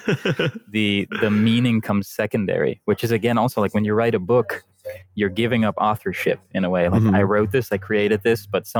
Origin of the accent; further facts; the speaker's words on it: Netherlands; first language Dutch; English is a second language; I'm from the Netherlands, so English is actually my second language.